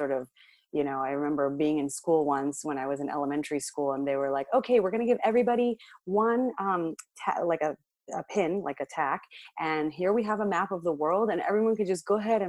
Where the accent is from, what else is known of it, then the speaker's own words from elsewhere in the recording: Los Angeles, California, United States; I grew up in L.A.